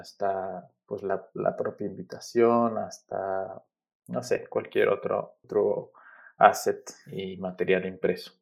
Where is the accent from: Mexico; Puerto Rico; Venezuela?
Mexico; Aguascalientes; also born or lived in Mexico City; Yo crecí en la ciudad de Aguascalientes, estudié en la Universidad Autónoma de Aguascalientes, pues toda mi formación fue allá, ¿no? Yo, yo nací en la Ciudad de México, pero desde muy niño eh, nos mudamos a, vivir a la ciudad de Aguascalientes